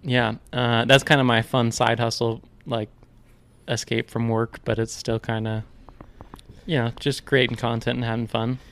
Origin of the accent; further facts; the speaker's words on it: Ashland, United States; born and raised in Ashland